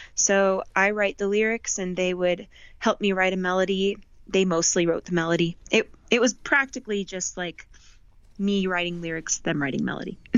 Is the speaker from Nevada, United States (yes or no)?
yes; Las Vegas, Nevada, United States; also born or lived in Southern California / Boston; I moved to Vegas when I was 10.